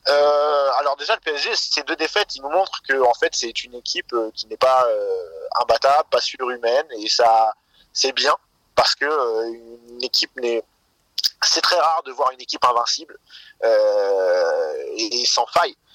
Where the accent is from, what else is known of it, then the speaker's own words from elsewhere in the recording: Seine-Maritime, Normandy, France; la ville où j'ai grandi, en Seine-Maritime